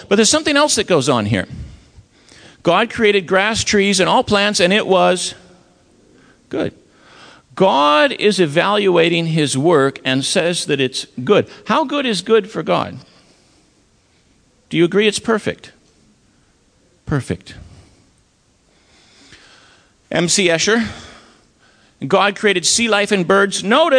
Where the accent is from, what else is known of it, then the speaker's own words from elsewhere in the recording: Maine, United States; I'm from Maine, and when I give this talk in northern New England